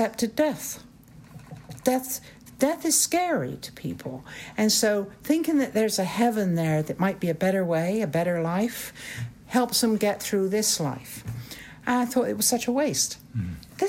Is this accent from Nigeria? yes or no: no; Bristol, South West England, United Kingdom; moved away as an adult; now in United States; I'm from England